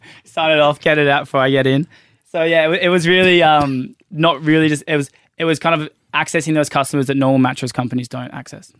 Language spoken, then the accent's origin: English; Byron Bay, New South Wales, Australia; moved away as an adult; now in Sydney, Australia; we both grew up in Byron Bay. I grew, I grew up in the Pocket.